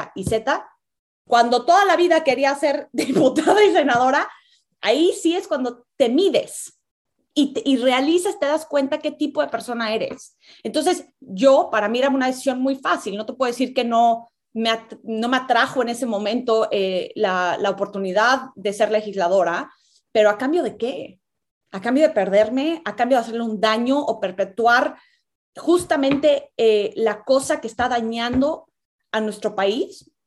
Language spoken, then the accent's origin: Spanish; Mexico